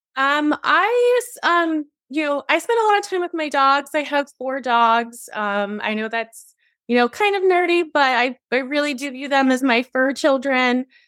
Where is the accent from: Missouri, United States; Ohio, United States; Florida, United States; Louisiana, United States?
Ohio, United States; moved away as an adult; also born or lived in California; now in Arizona, United States; I was born in California, but then I moved to Ohio when I was really young, so I consider Ohio home